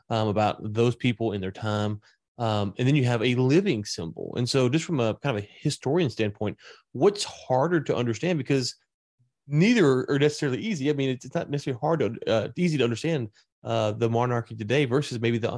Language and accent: English; the American South, United States; I'm a Southerner